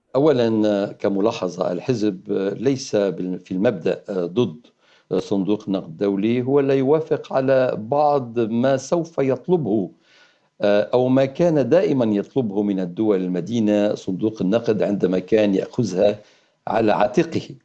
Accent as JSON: {"language": "Arabic", "country": "Lebanon", "said": "نحن كلبنانيين"}